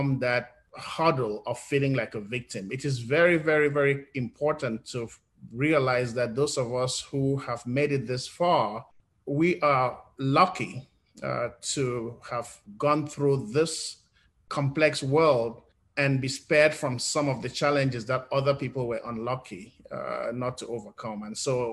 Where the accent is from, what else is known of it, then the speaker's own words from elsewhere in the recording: Cameroon; moved away as an adult; now in United States; being an English-speaking person growing up in Cameroon